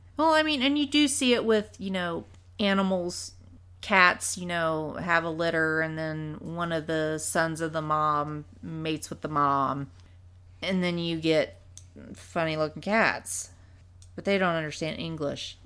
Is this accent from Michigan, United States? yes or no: no; Indiana, United States; we're from Indiana